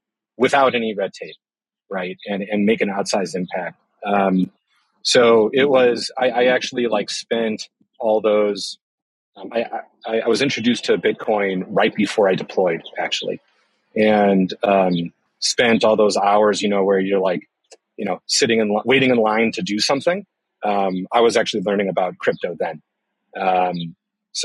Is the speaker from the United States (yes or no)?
yes; Chicago, Illinois, United States; I was born and raised in Chicago